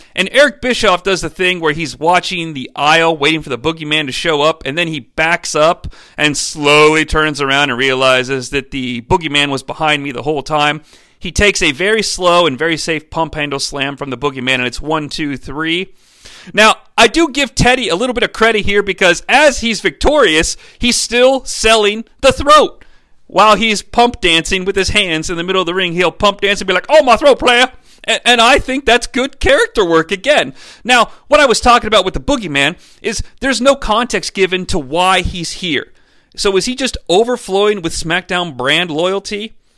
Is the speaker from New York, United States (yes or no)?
no; Cincinnati, Ohio, United States; growing up in the Cincinnati area